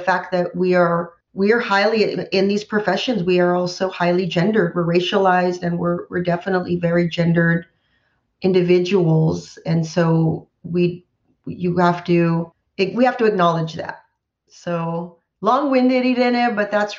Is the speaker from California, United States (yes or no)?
yes; Central Valley, California, United States; I grew up in the Central Valley